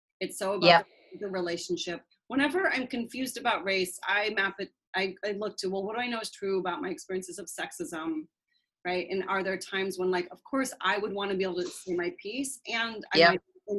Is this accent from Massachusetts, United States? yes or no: no; Seattle, Washington, United States; I grew up in Seattle, passive-aggressive, conflict-averse area.